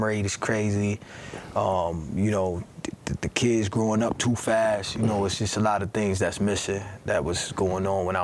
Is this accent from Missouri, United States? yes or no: no; Rochester, New York, United States; I was born and raised here in Rochester, New York.